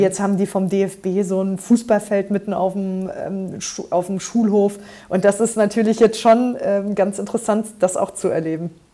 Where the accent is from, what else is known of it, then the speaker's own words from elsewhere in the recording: Trier, Rhineland-Palatinate, Germany; ich bin hier in Trier, da wo ich jetzt auch äh, Abgeordnete bin, ähm, tatsächlich auch geboren und in der Region groß geworden